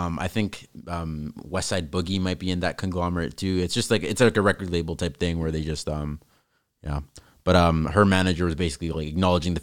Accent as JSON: {"language": "English", "country": "Canada", "said": "we're Canadian"}